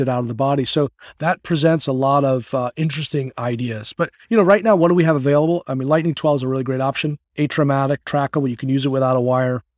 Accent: Connecticut, Massachusetts area, Northeast, United States; now in Bradenton, United States; I hail from the Northeast. I, I kinda grew up in, uh, in Connecticut, Massachusetts area

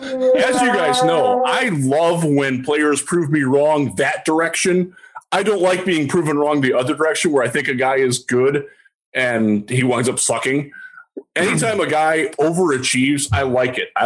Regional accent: Cleveland, Ohio, United States; moved away; I'm from Cleveland. I don't live there anymore. I haven't lived there since 1999.

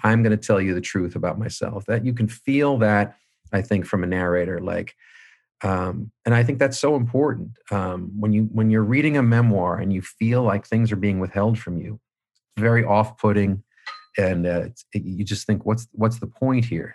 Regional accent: Manhasset, New York, United States; moved away; I was running back from Boston down to Manhasset. uh, constantly, you know, interviewing people from my childhood

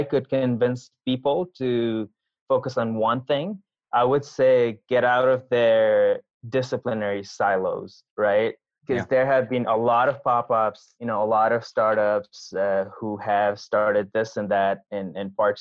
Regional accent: Nepal; moved away; I grew up in Nepal

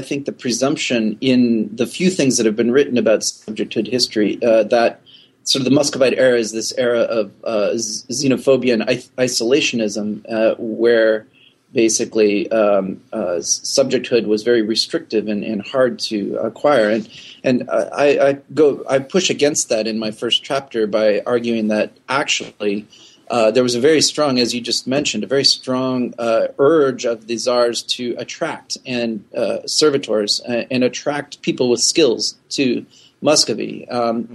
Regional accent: North Woods of Wisconsin, United States; moved away; I am from the North Woods of Wisconsin, where the winters are long

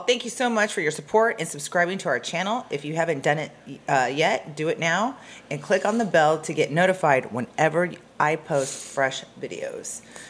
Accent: Arizona, United States; moved away; Yeah, I'm from Arizona

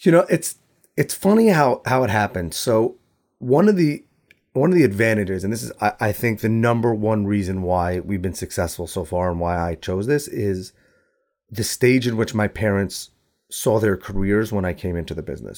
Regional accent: New York, United States; I'm from New York

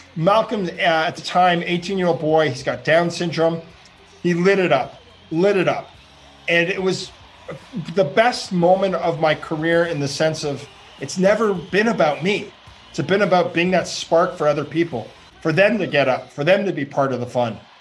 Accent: Ottawa, Ontario, Canada; From Ottawa. Uh, I grew up uh, my parents' middle class town, Ottawa

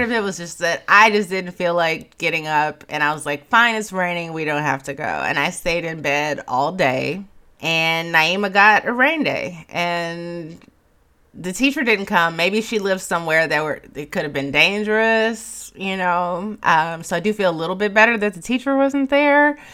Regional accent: Chicago, Illinois, United States; moved away; I'm from Chicago

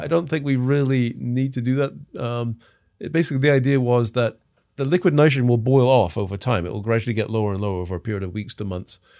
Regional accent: England, United Kingdom; moved away as an adult; also born or lived in Los Angeles; now in United States; I'm from England. Um, I've been in the States since nineteen eighty-seven.

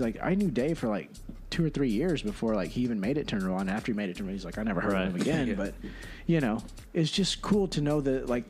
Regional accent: San Angelo, Texas, United States; born or raised there; also born or lived in San Antonio, Texas

